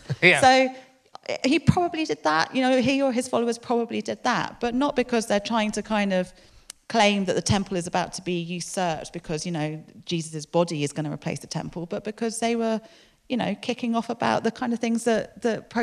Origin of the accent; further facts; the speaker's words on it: London, United Kingdom; moved away as an adult; now in Exeter, United Kingdom; I grew up in London